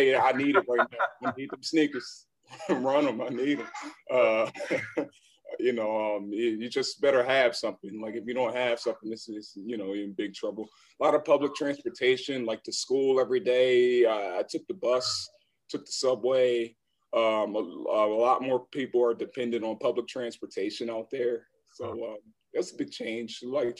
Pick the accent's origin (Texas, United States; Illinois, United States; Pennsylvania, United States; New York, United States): Pennsylvania, United States; Philadelphia; Oh man, it was just so much different from here because, like you just, it was more congested, more fast-paced.